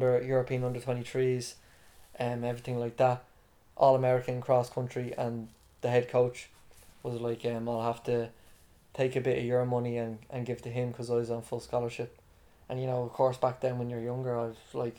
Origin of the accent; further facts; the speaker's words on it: Dublin, Leinster, Ireland; also born or lived in United States; being Irish